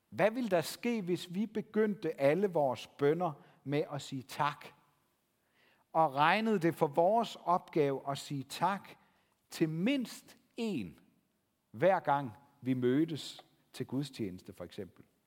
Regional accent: Denmark; som danskere

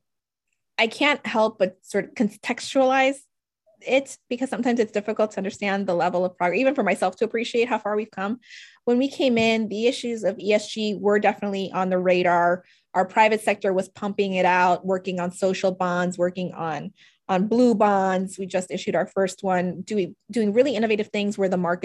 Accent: New Orleans, Louisiana, United States; moved away as an adult; also born or lived in Washington, D.C.; I'm originally from New Orleans, where there sort of the standing assumption was back then growing up, I'm either going to be an oil and gas lawyer or a doctor and stay and go to Tulane

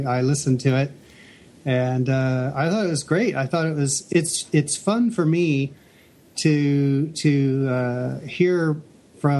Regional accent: Indianapolis, Indiana, United States; moved away as an adult; also born or lived in Nashville, Tennessee; I'm from Indianapolis originally, and at the time I was going to school in Nashville, Tennessee.

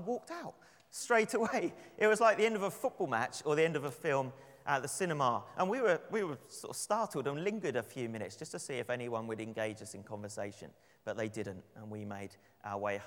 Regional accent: London, United Kingdom; I'd say, "London.

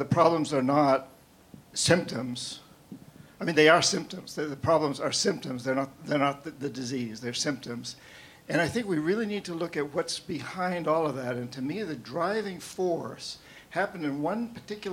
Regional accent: New England, United States; now in Seattle, United States; I'm from New England. But I live here now.

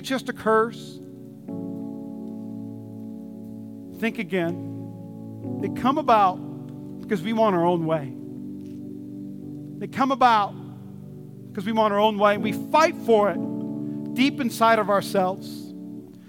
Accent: North Dakota, United States; now in Nevada, United States; I'm from North Dakota.

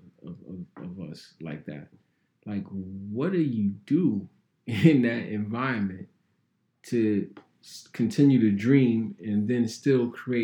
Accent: New York City, New York, United States; growing up in New York at that time

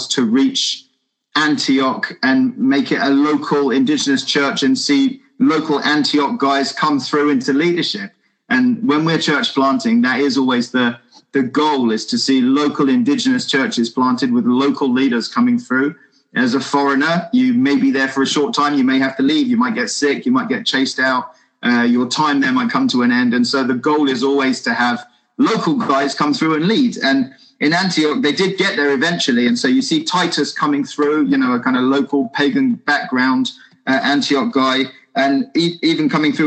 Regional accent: England, United Kingdom; So me as a British person

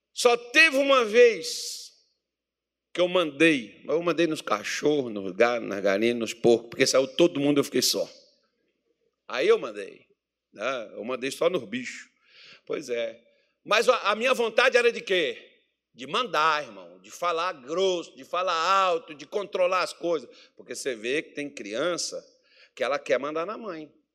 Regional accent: Minas Gerais, Brazil; moved away; quando eu era criança, lá em Minas Gerais

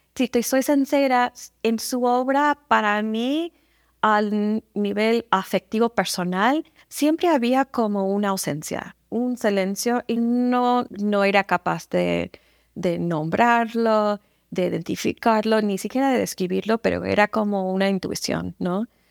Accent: San Antonio, Texas, United States; Spanish is a second language; moved away; also born or lived in Kansas; yo crecí en San Antonio, entonces yo a mi alrededor, en los barrios en que crecí, había mucha gente siempre hablando español

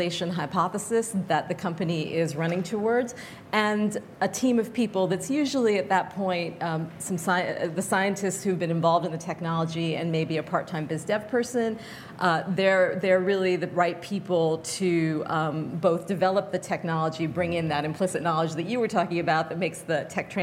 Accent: Fairbanks, Alaska, United States; moved away; I grew up in Fairbanks, Alaska

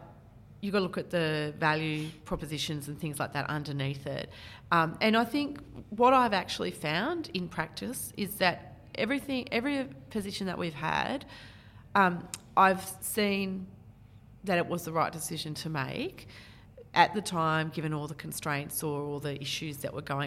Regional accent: Canberra, Australian Capital Territory, Australia; now in Maitland, Australia; I was born in Canberra.

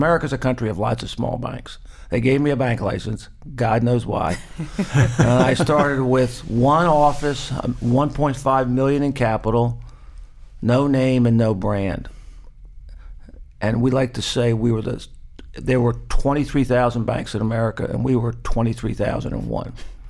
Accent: Northern Virginia, United States; I'm the eldest of six. Northern Virginia, I grew up in the Washington suburban area.

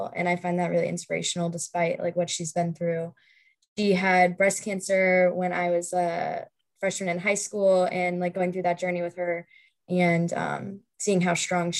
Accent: St. Louis, Missouri, United States; I am a senior here at Rockhurst, and I am from St. Louis.

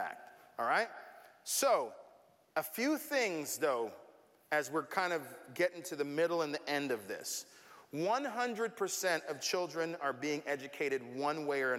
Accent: Tampa, Florida, United States; growing up in Tampa

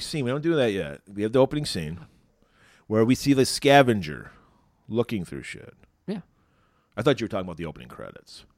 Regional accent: Pontiac, Michigan, United States; my hometown of Pontiac, Michigan

